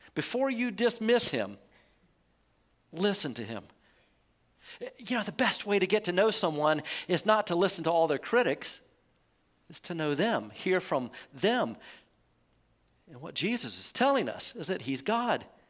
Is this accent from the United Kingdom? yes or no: no; United States; we're American